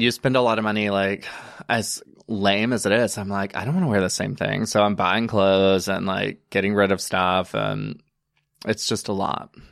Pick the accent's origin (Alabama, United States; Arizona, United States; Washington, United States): Alabama, United States; born or raised there; moved away as an adult; also born or lived in Chattanooga, Tennessee; now in New York, United States